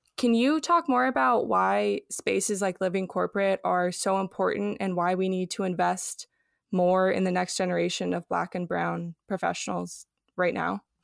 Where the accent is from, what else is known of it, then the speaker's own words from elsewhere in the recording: Los Angeles, California, United States; now in Austin, United States; I'm from Los Angeles originally